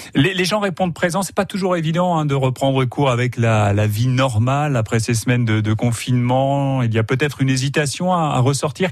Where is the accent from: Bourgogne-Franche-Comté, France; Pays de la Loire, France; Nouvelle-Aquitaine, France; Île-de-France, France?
Pays de la Loire, France; Sarthe; chez nous en Sarthe